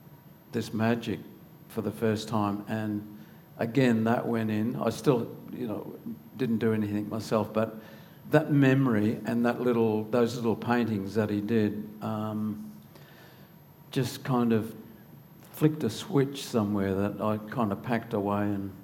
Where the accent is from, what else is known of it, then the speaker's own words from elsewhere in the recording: Longreach, Queensland, Australia; also born or lived in Townsville; I was born in Townsville, and my dad was a communications officer at the airport in Townsville, and I was there till about the age of 4, I think, and he got a transfer out to Longreach